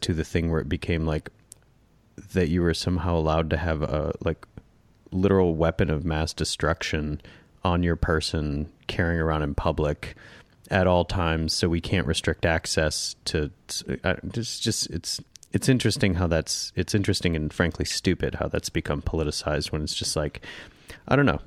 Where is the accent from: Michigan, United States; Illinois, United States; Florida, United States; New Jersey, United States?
Michigan, United States; Northern; we grew up in Northern Michigan